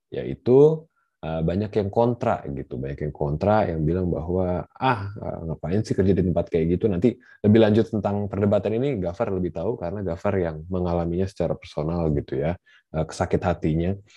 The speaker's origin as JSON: {"language": "Indonesian", "region": "Jakarta", "country": "Indonesia", "said": "Gue tuh sebenarnya orang Jakarta tapi gue nggak terlalu paham tentang seluk beluk nama nama jalan gitu ya."}